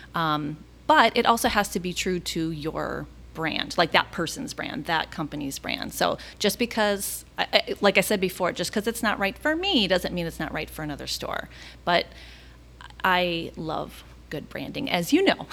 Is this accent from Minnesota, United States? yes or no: yes; Minneapolis, Minnesota, United States; now in Orlando, United States; I'm originally from Minneapolis